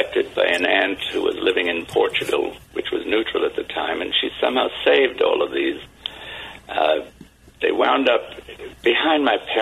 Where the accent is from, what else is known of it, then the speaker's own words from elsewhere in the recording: London, United Kingdom; moved away; I grew up in London, wartime London